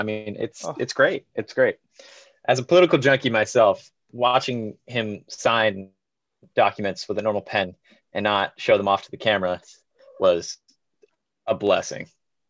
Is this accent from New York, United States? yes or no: no; Lewiston, Maine, United States; also born or lived in Scarborough, Maine; I'm 17. I was born in Lewiston, Maine, and I've lived in Maine ever since. Right now, I'm in Scarborough, Maine. It's chilly, right on the ocean, beautiful.